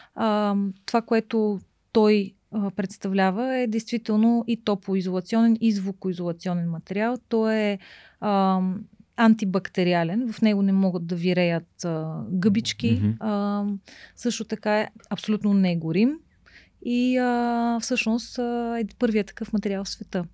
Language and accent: Bulgarian; Bulgaria; also born or lived in England; че съм жена и че съм от България